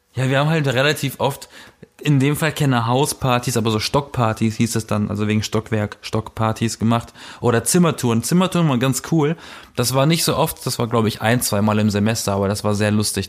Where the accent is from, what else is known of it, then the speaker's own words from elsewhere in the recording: Berlin, Germany; ich komme aus Berlin